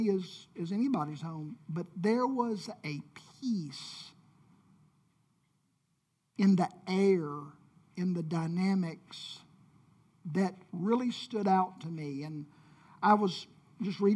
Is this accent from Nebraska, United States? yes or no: no; Memphis, Tennessee, United States; I grew up in Whitehaven, and we had sort of a Mayberry-type community